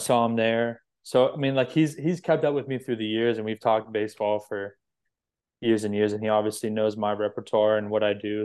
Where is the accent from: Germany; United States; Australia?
United States; Florida; I was from Florida